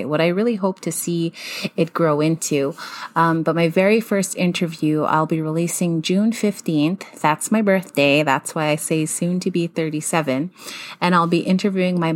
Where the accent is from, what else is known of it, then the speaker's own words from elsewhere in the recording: Siksika Nation, Alberta, Canada; also born or lived in Calgary, Alberta; I spent most of my childhood in Siksika, even though I lived in a large urban city.